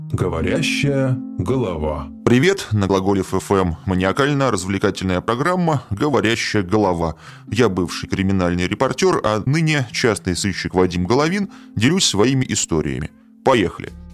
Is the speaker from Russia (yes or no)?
yes; Saint Petersburg, Russia; В Петербурге, откуда я родом, принято говорить шаверма